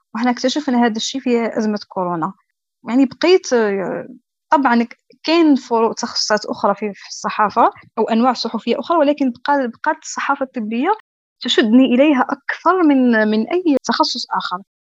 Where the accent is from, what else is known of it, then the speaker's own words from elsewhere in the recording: Algeria; عندنا في الجزائر